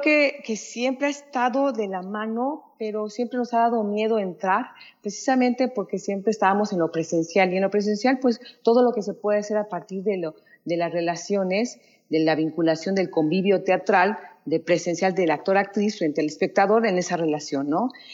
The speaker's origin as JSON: {"language": "Spanish", "country": "Mexico", "said": "nosotros que como mexicanos"}